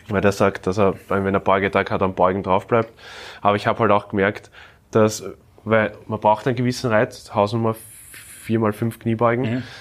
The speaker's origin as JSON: {"language": "German", "country": "Austria", "said": "Mittlerweile, wenn du als Österreicher unterwegs bist, die Leute schauen, was du meldest, was du machst, was du tust."}